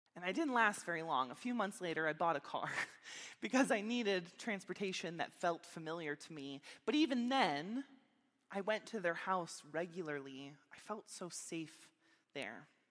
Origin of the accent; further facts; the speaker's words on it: Meadville, Pennsylvania, United States; moved away as an adult; also born or lived in Minneapolis, Minnesota; I grew up here in Meadville, Pennsylvania